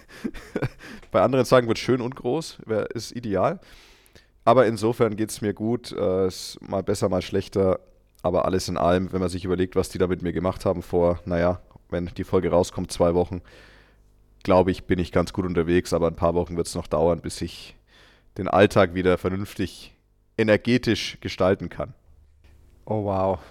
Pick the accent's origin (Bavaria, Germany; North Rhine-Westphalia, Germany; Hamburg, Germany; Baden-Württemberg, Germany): Bavaria, Germany; Franconia; accent: Franconian; now in Munich, Germany; aus meiner Heimat Good Old Franken, kann ich da mal auch was erzählen. Da war ich irgendwann mal auf so einem Volksfest und da war ich schon ein paar Jahre in München und ich hatte ja nie diesen krassen fränkischen Akzent